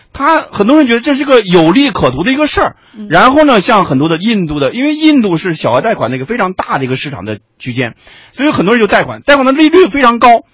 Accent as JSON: {"language": "Chinese", "region": "Shanxi", "country": "China", "tie": "born or raised there", "moved": "yes", "said": "我老家那个群体，山西老家那个群体"}